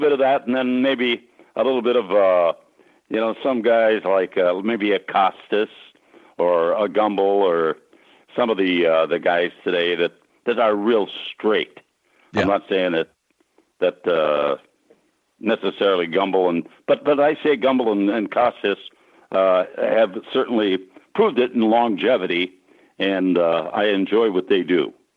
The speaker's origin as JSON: {"language": "English", "town": "Sisseton", "region": "South Dakota", "country": "United States", "tie": "born or raised there", "said": "I grew up in Sisseton, which is on the Sisseton Wahpeton Indian Reservation up in uh, northeastern South Dakota"}